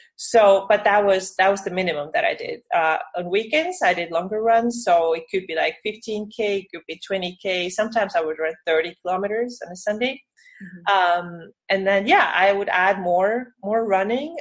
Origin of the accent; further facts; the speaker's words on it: Estonia; also born or lived in Finland; now in California, United States; I'm from Estonia, but I used to be live in Finland